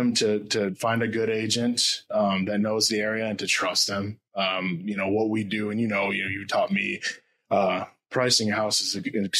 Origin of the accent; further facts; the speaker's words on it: Muskegon, Michigan, United States; also born or lived in Midland, Michigan; I was born in Muskegon, went to school, in Muskegon, left for college, went to Midland for college.